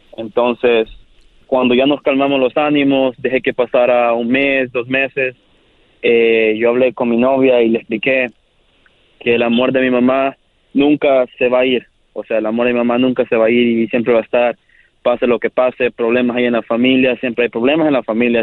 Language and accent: Spanish; El Salvador; yo soy del Salvador